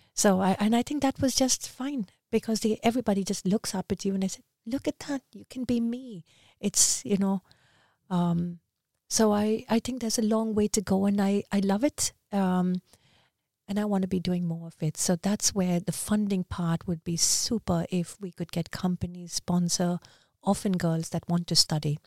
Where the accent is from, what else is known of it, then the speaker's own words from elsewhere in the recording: India; also born or lived in Dubai / Västerås, Sweden; now in Stockholm, Sweden; as an Indian